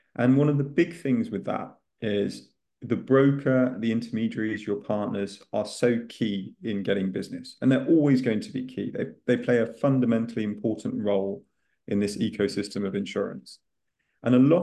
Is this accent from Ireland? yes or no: no; north of the UK, England, United Kingdom; moved away as an adult; now in Spain; people will get quite quickly from my accent that I'm from the UK